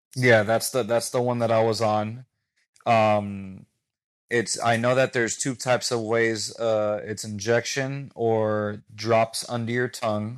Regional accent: Miami, Florida, United States; I was born and raised in Miami. I have a Cuban background

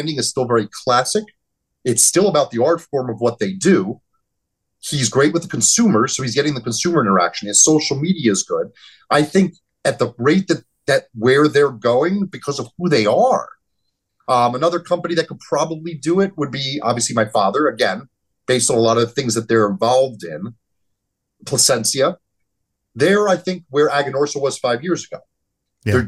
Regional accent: New Jersey, United States; We're both from New Jersey

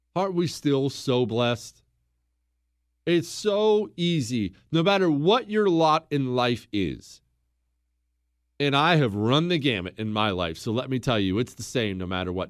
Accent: Montana, United States; I grew up in Montana.

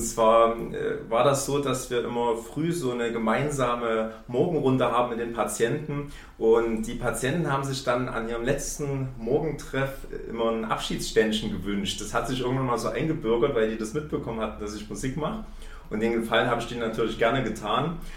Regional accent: Chemnitz, Saxony, Germany; Ich komme hier aus Chemnitz

